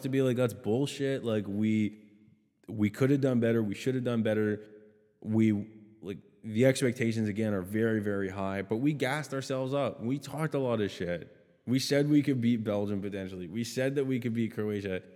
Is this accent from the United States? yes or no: no; Canada; I'm Canadian